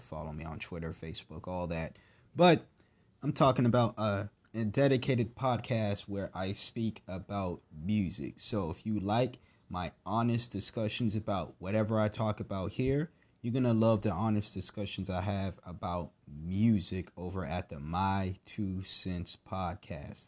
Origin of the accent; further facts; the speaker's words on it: Massachusetts, United States; now in North Carolina, United States; my home state of Massachusetts